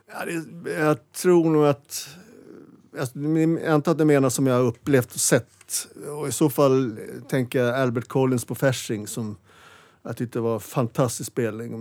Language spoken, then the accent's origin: Swedish; Stockholm, Stockholm County, Sweden; jag föddes i, på Karolinska sjukhuset och växte upp i Vasastan